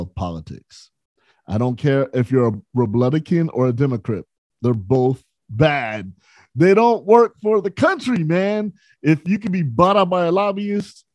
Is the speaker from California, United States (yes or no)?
yes; San Bernardino, California, United States; also born or lived in Los Angeles, California; I'm from the West Coast, grew up in San Bernardino, California. And I've lived in L.A. for at least the last 24 years.